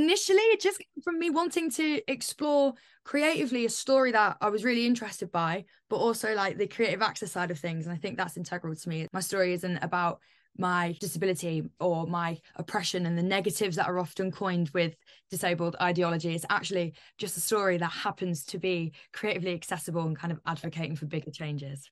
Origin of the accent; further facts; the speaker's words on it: Northampton, East Midlands, United Kingdom; moved away; I'm originally from Northampton